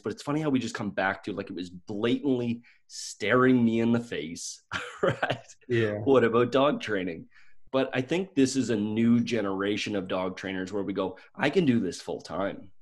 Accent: Stellarton, Nova Scotia, Canada; I grew up in Nova Scotia, Canada

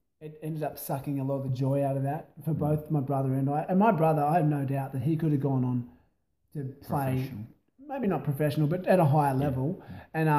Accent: near Jervis Bay, East Coast, New South Wales, Australia; also born or lived in Broken Hill; now in Adelaide, Australia; I grew up on the East Coast

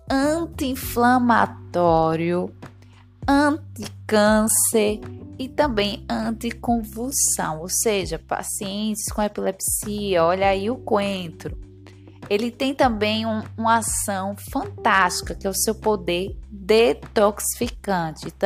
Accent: Northeast Region, Brazil; Como boa nordestina, se deixar, eu coloco ele em tudo, ou quase tudo.

